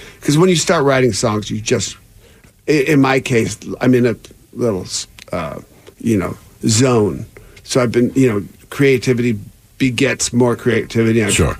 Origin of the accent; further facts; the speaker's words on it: Seattle, Washington, United States; because of growing up in Seattle, I like the northern climates.